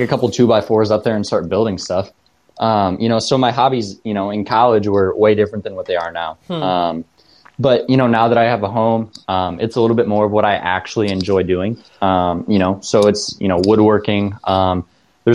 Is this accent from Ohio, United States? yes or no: yes; Bryan, Ohio, United States; also born or lived in Tiffin, Ohio; I'm originally from Bryan, Ohio